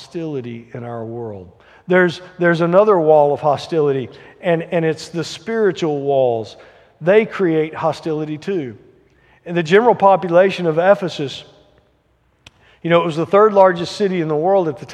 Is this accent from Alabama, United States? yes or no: yes; Alabama, United States; I grew up in Alabama in the 80s